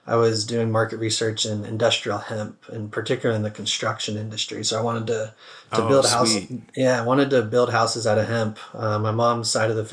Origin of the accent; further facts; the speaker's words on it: Atlanta, Georgia, United States; growing up in Atlanta